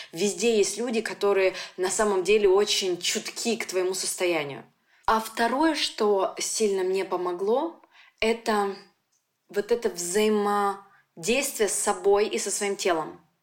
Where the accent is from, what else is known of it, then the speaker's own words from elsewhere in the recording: Nizhny Tagil, Sverdlovsk Oblast, Russia; moved away; also born or lived in Yekaterinburg / Moscow; я из Тагила уехала в Екатеринбург